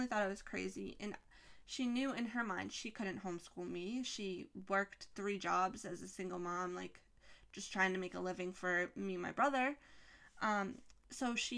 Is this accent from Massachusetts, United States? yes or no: yes; Massachusetts, United States; I'm from Massachusetts. I live in Massachusetts